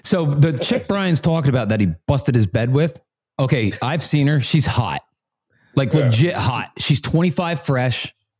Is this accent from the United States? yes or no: yes; New Jersey, United States; I'm from South Jersey.